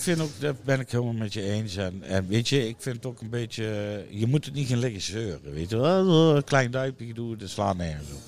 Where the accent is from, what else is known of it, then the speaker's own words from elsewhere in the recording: Netherlands; een stukje identiteit is van wie wij zijn als Nederlanders